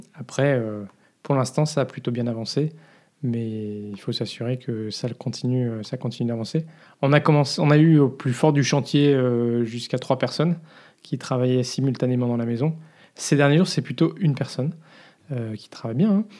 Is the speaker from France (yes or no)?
yes; France; moved away as an adult; now in Belgium; je suis français